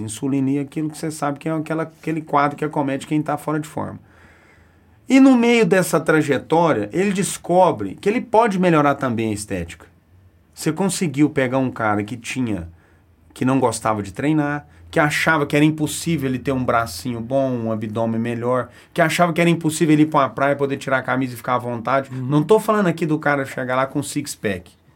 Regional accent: Araxá, Minas Gerais, Brazil; moved away as an adult; now in Uberaba, Brazil; eu sou de Araxá, né? Fui um, um adolescente, uma criança gordinha

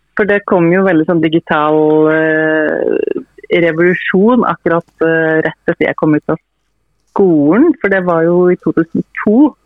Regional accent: Toten, Innlandet, Norway; moved away; hjemme på Toten hos mine foreldre

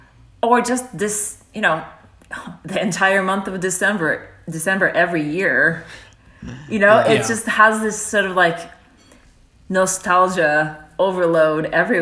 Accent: Japan; now in United States; So, you know, growing up in Japan, Christmas is there, but not in the same kind of way.

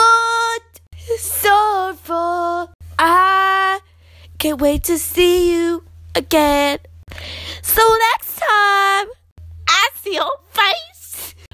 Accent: Sydney, New South Wales, Australia; I am from Sydney, Australia.

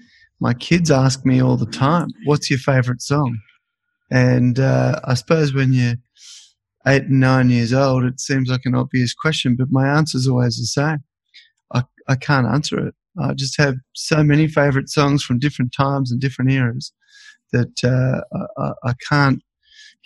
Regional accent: Melbourne, Victoria, Australia; I grew up in Melbourne

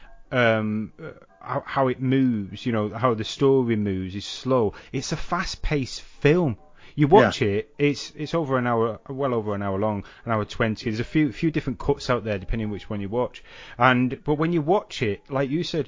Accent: Salford, North West England, United Kingdom; So where I grew up in Salford, behind where my mum and dad lived, was a bit of an industrial park.

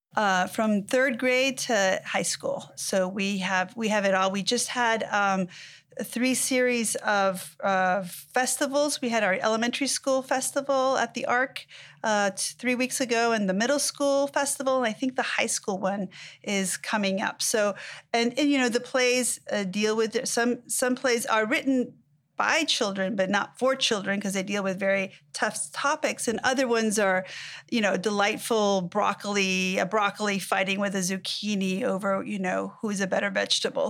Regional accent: Mexico; now in United States; I was born in Mexico, I moved to the United States

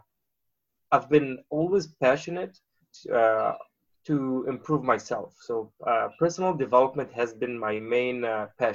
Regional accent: Beirut, Beirut Governorate, Lebanon; moved away as an adult; now in United States; So I grew up in Beirut. I was born in Beirut, Lebanon

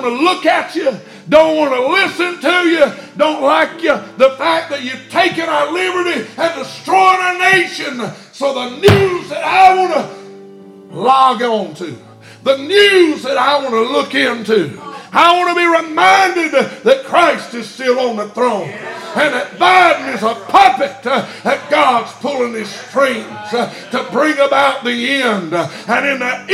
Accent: United States; I'm an American, not a Chinese

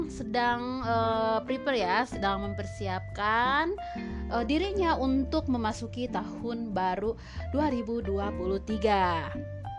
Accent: Gorontalo, Indonesia; Wah, si Fajar datang dari Gorontalo sekampung sama aku ya, sekampung sama aku dari Gorontalo ya dia ya.

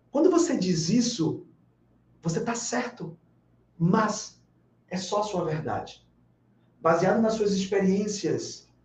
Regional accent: Bahia, Brazil; Porque eu sou baiano, eu posso falar.

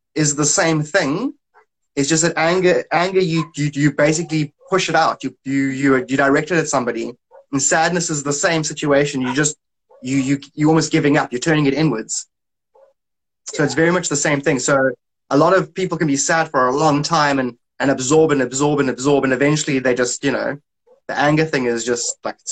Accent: South Africa; I'm from South Africa

